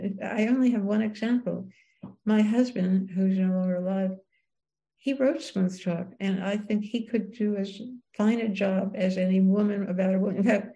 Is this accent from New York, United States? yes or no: yes; New York City, New York, United States; It was a very prejudiced world. It was all, where I grew up, the time I grew up, is all Italians and Jews.